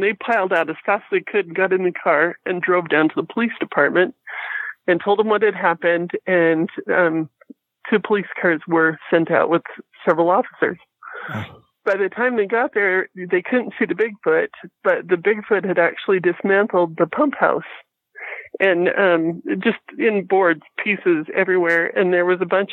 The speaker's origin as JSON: {"language": "English", "town": "Fort Hall", "region": "Idaho", "country": "United States", "tie": "born or raised there", "said": "I grew up on the Shoban Indian Reservation down by Fort Hall"}